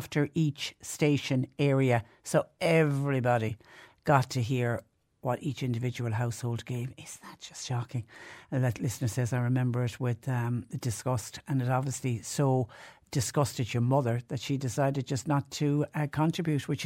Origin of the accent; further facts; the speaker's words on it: Clonmel, Munster, Ireland; now in West Cork, Ireland; where I grew up in Clonmel in Tipperary.